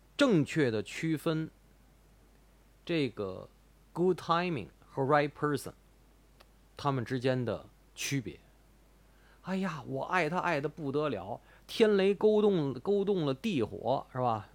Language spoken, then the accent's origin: Chinese; Tianjin, China; 我妈就是北京人。但是我，以我是天津人为荣